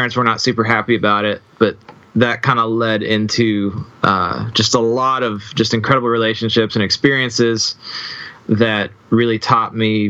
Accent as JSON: {"language": "English", "town": "Circleville", "region": "Ohio", "country": "United States", "tie": "born or raised there", "also_born_or_lived": "Columbus, Ohio", "moved": "yes", "lives_now": "Franklin, Tennessee, United States", "said": "Yeah, I'm from Columbus, Ohio. I live in Franklin, Tennessee now. Grew up in a little tiny town called Circleville, which is not really famous for anything other than pumpkins."}